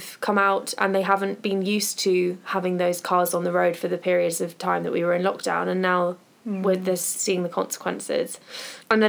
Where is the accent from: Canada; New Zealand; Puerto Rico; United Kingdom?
United Kingdom; we're British